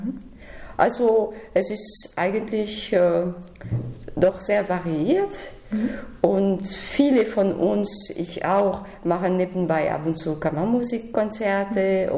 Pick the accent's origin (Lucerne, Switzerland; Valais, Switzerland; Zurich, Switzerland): Valais, Switzerland; Sion; German is a second language; also born or lived in Detmold / Paris; now in Berlin, Germany; ich bin in der Schweiz, in Sion geboren